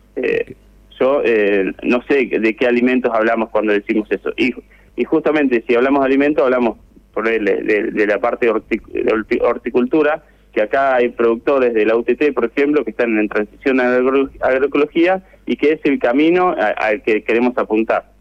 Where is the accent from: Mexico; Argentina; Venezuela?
Argentina; Necochea, Buenos Aires Province; moved away; la ciudad donde yo nací